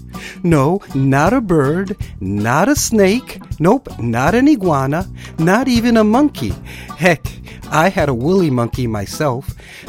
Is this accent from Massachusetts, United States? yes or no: no; New York City, New York, United States; now in Lake Wales, United States; I am originally from New York City.